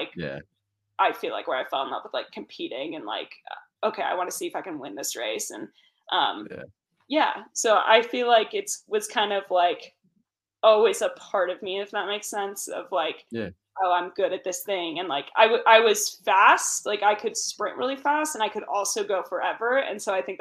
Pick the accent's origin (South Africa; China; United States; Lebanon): United States; Santa Cruz, California; also born or lived in Aptos, California; I'm from Santa Cruz, California, which is like Central Coast beach town